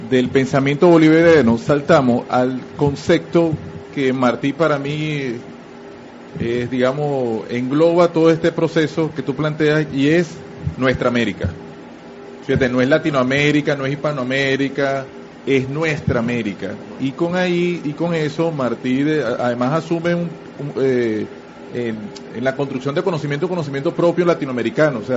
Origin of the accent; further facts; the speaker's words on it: Venezuela; yo como venezolano digo, bueno, nosotros venezolanos también tenemos que reivindicar a, todo el, a, todos nuestros héroes